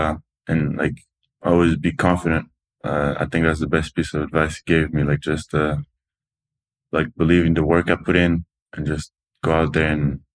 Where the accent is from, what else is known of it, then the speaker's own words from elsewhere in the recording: Toulouse, Occitania, France; English is a second language; Toulouse. It's like the South France.